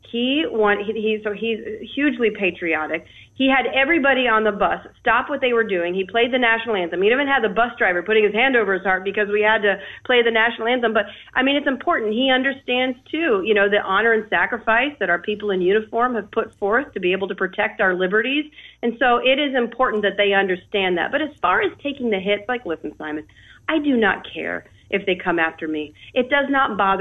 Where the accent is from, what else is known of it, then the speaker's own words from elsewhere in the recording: Troy, Ohio, United States; now in Florida, United States; growing up in Troy, Ohio, blue-collared manufacturing community